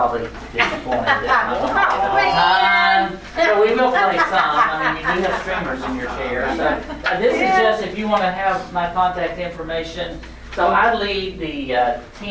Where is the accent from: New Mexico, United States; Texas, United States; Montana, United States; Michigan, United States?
Texas, United States; Lubbock; also born or lived in Tennessee; now in Nashville, United States; I'm originally from West Texas, and I lived in Tennessee, north of Nashville, for 21 years